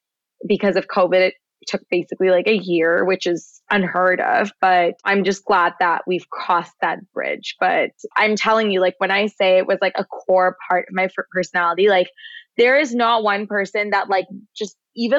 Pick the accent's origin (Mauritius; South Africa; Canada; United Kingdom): Canada; We're both Canadian.